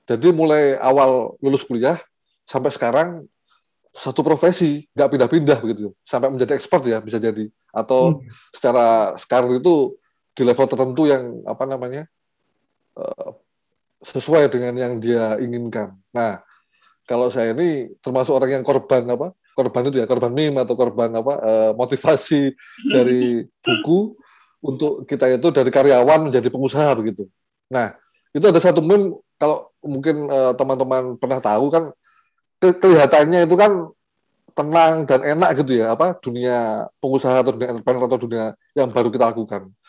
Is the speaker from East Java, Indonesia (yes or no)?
yes; Batu, East Java, Indonesia; diajak untuk balik lagi ke Kota Batu, jadi saya aslinya Kota Batu di Jawa Timur